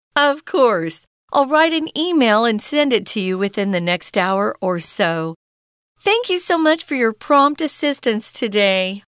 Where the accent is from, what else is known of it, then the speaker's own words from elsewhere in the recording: United States; moved away; I grew up in America